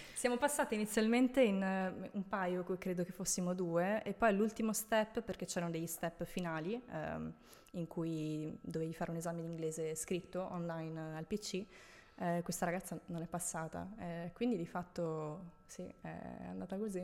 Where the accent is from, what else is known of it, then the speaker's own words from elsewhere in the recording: Italy; moved away as an adult; also born or lived in Rome, Italy / Tuscany / Veneto / Dubai; now in Milan, Italy; sono nata a Roma, okay. sono cresciuta in Toscana, in Veneto